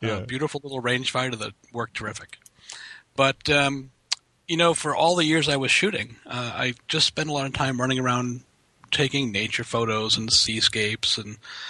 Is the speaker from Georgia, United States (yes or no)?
no; Boston, Massachusetts, United States; And that's because I grew up in Boston. Hmm. Now, you know what the wildlife is like in Boston.